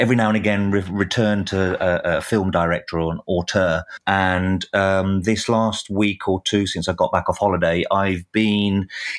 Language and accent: English; England, United Kingdom; as an Englishman